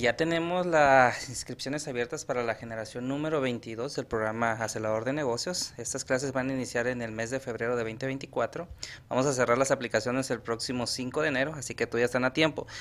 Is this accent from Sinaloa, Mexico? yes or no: yes; Sinaloa, Mexico; soy de dónde soy, soy de Sinaloa